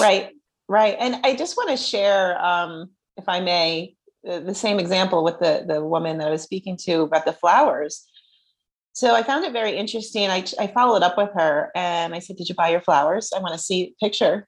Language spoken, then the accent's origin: English; New Jersey, United States; I'm from Jersey.